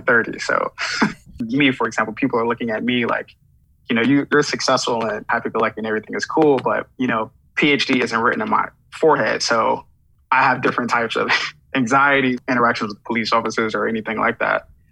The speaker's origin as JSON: {"language": "English", "town": "New York City", "region": "New York", "country": "United States", "tie": "born or raised there", "said": "I'm from Flatbush, Brooklyn. So I, I grew up in Brooklyn, you know, in the 90s"}